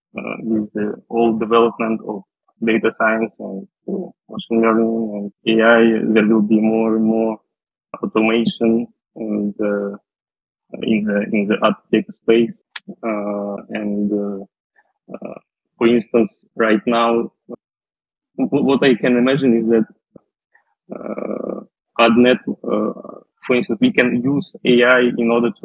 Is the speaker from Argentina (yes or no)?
no; Western Siberia, Russia; moved away as an adult; also born or lived in Moscow, Russia / France; Originally, I'm from Russia. I was born in a small city in Western Siberia